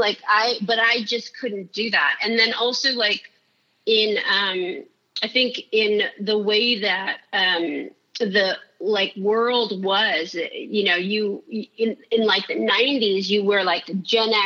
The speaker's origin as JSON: {"language": "English", "town": "San Francisco", "region": "California", "country": "United States", "tie": "born or raised there"}